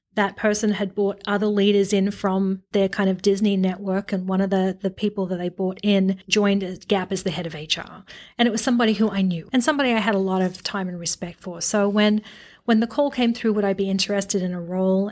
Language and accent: English; Australia; now in United States; the Aussie in me